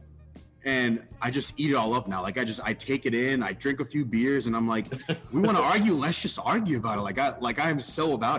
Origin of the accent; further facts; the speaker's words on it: New York City, New York, United States; now in Massachusetts, United States; So, when I was living in New York, I was born in Harlem, New York, and I could essentially see Yankee Stadium from my bedroom.